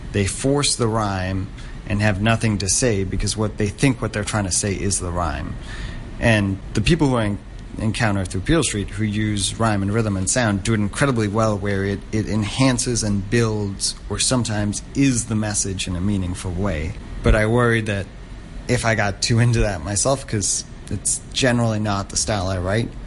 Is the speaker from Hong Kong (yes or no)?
yes; Hong Kong; as a third culture kid growing up in Hong Kong, which is that you never really feel too connected to where you're from